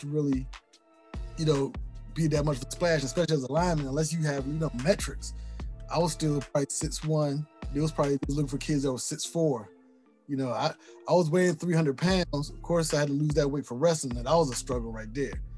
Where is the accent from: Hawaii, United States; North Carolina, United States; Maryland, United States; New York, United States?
Maryland, United States; we're from Maryland